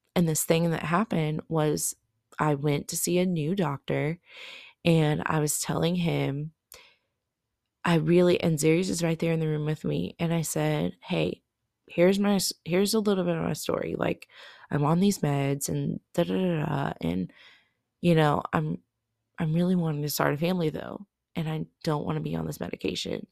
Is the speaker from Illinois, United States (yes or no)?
no; Oklahoma, United States; I am from Oklahoma